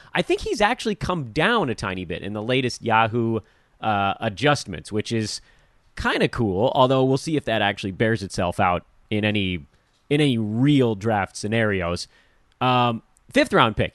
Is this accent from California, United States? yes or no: yes; Los Angeles, California, United States; am an Angelino